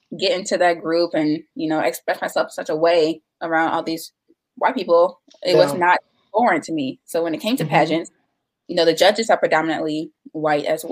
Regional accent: Chicago, Illinois, United States; I was born on the South Side, and I was uh-huh. raised on the South Side. Like, I went to high school out here

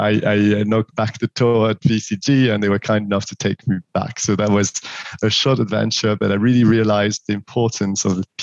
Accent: France; accent: French; English is a second language; moved away as an adult; also born or lived in Paris, France / Morocco; as you will have guessed already from my accent, I'm French, 41 years old, born and raised in France

